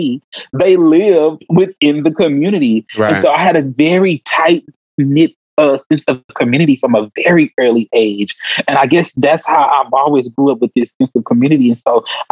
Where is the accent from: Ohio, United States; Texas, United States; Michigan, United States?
Texas, United States; Houston; I grew up in South Park, Houston, Texas